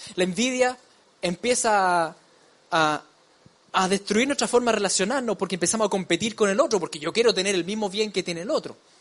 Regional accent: Chile; como decimos en chileno

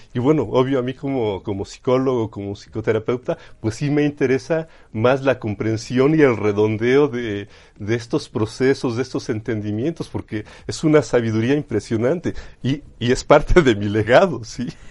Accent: Chachapa, Puebla, Mexico; Sí, yo soy originario de Chachapa, Chachapa Puebla, ¿sí? que está, no sé, ya actualmente a unos 25 minutos de lo que es el centro histórico. ¿sí? Entonces, yo crecí en el campo

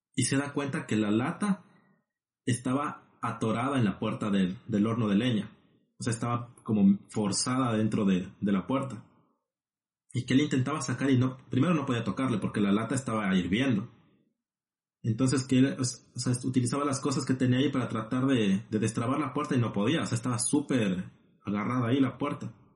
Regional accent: Ecuador; now in La Plata, Argentina; Siendo dos compatriotas ecuatorianos

